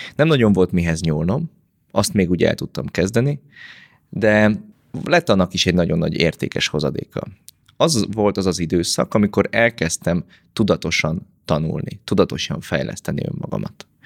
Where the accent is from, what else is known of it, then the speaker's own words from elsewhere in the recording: Pécs, Baranya, Hungary; én egy nagy családból származom, van hat testvérem, pécsiek vagyunk, vagyis Pécsről származom